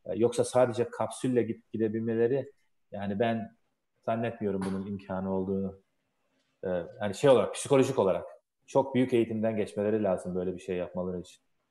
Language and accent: Turkish; Turkey; now in United States; Amerika'da da yaşasak gönlümüz Türkiye'de. Türküz.